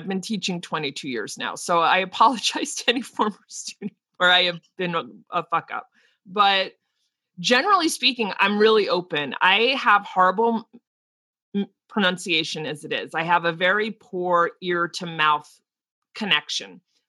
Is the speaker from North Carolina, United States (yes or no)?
no; New Jersey, United States; accent: East Coast; I've worked very hard to get rid of my East Coast accent, but I get tired and New Jersey slips out like you would not believe.